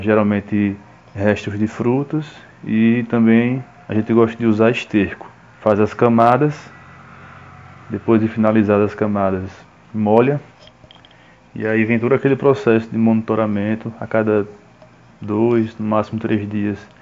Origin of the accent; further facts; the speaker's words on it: Paulo Afonso, Bahia, Brazil; also born or lived in Aracaju / Garanhuns; now in Juazeiro, Brazil; Eu sou natural de Paulo Afonso, na Bahia